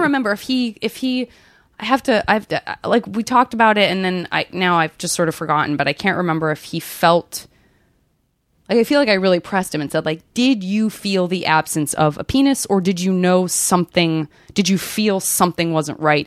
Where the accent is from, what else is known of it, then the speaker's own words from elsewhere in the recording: Arizona, United States; I'm from Arizona